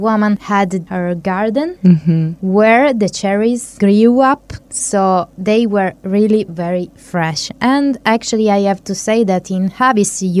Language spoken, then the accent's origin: English; Turin, Piedmont, Italy; now in Hungary; I come from Turin